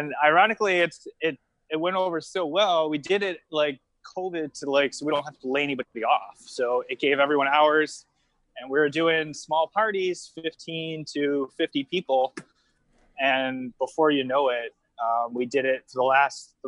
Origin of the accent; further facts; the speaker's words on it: Niagara Falls, New York, United States; moved away as an adult; now in Fort Lauderdale, United States; I'm from Niagara Falls, New York, originally.